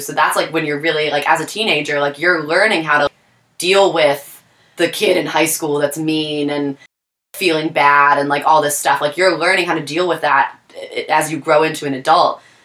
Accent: Taylor, Pennsylvania, United States; moved away as an adult; also born or lived in Scranton, Pennsylvania; now in Philadelphia, United States; born in Scranton, raised in Taylor.

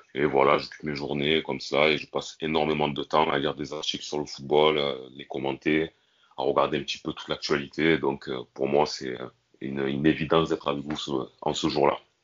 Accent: Marseille, Provence-Alpes-Côte d'Azur, France; j'ai grandi à Marseille

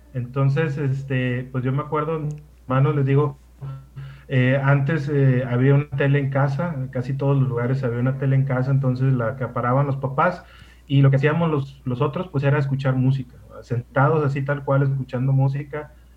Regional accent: Ciudad Obregón, Sonora, Mexico; moved away; nací en Ciudad Obregón, Sonora

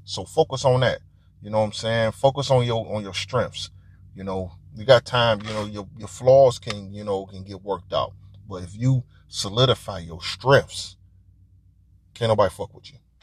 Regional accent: Detroit, Michigan, United States; I'm from Detroit

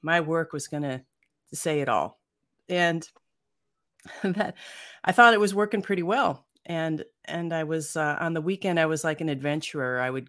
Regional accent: Cleveland, Ohio, United States; I grew up in Cleveland, Ohio, and then I came out to California in Silicon Valley.

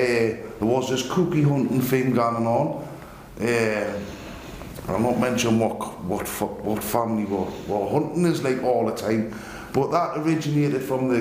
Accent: Newcastle upon Tyne, North East England, United Kingdom; so I moved from Abercorn Road in Scotswood to St John's Walk on Buddha Road, Old Bamble.

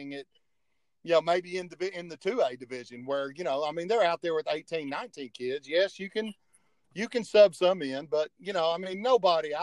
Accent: Euless, Texas, United States; growing up in Euless, where I grew up

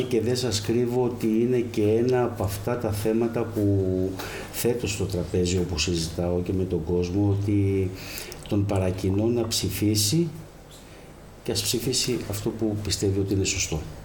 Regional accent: Keratsini, Attica, Greece; moved away as an adult; now in Kefalonia, Greece; γεννήθηκα στον Πηλιά, στο Κερατσίνι σε μια περιοχή

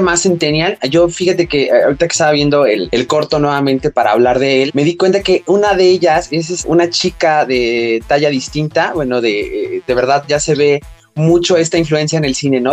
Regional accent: Mexico; en México no tenemos este problema

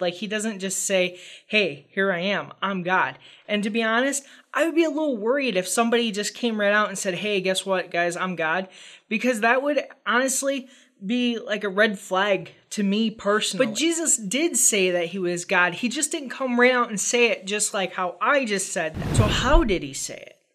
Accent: United States; as a American reader of the gospel

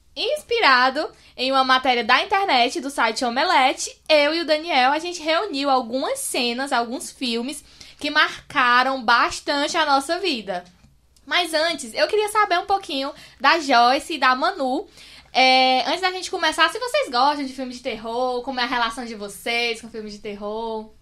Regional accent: Amontada, Ceará, Brazil; now in Fortaleza, Brazil; eu sou de Amontada, né? Aí tô, eu moro agora em Fortaleza, mas lá em Amontada era quase que uma fazenda a minha casa

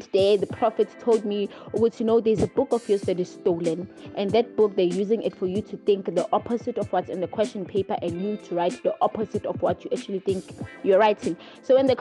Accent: KwaZulu-Natal, South Africa; I am from KZN, KwaZulu-Natal

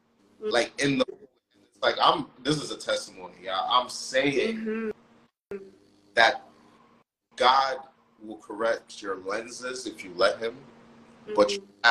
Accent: Nigeria; I'm Nigerian. My family lives in Nigeria.

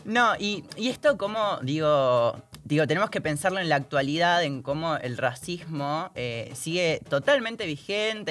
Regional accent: Salta, Argentina; vengo de Salta y estoy acostumbrada a ver personas racializadas everywhere

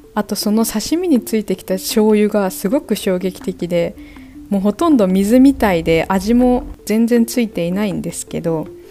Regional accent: Japan; now in Mexico

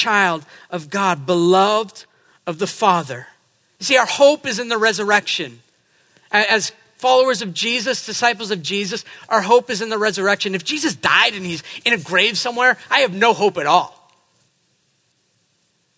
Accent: New England, United States; I'm from New England.

